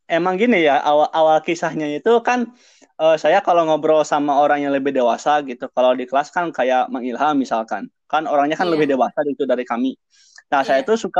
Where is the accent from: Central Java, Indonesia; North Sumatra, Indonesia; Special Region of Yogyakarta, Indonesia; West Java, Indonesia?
West Java, Indonesia; Cikajang; saya dari Garut, Kecamatan Cikajang.